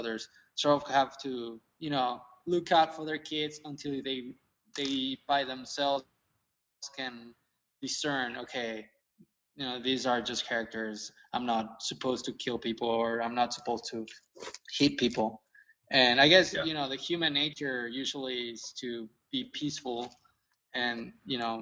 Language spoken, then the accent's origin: English; Mexico; now in San Antonio, United States; I grew up in Mexico